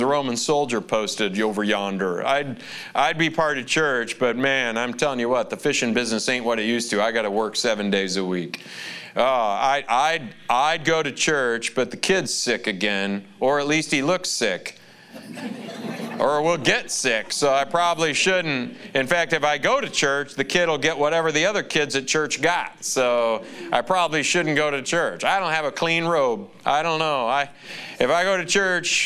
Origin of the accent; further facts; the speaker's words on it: Lansing, Michigan, United States; Lansing, Michigan, my hometown